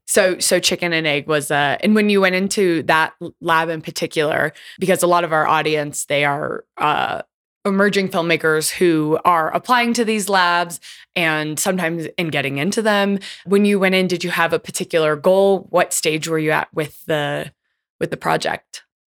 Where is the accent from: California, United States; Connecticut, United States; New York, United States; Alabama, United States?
California, United States; California's Bay Area, United States; my hometown, California's Bay Area